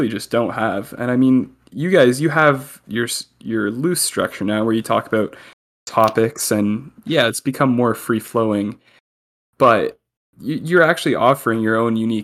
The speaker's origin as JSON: {"language": "English", "town": "Milton", "region": "Ontario", "country": "Canada", "tie": "born or raised there", "said": "I grew up in Milton"}